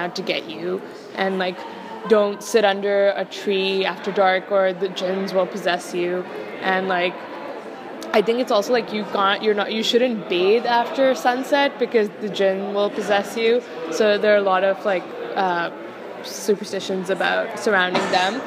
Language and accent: English; Lahore, Punjab, Pakistan; moved away as an adult; also born or lived in Dartmouth; now in Hanover, United States; I was born in Lahore, and I spent 18 years of my life there before coming to Dartmouth.